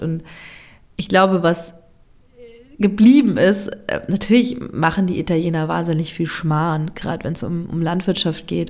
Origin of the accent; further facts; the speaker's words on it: Germany; moved away as an adult; also born or lived in South Tyrol, Italy; meine Heimat oder an die Orte an, an denen ich schon gelebt habe